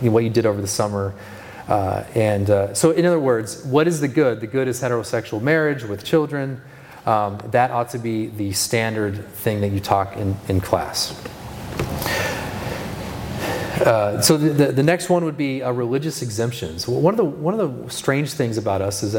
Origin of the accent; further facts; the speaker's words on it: California, United States; moved away; I grew up in California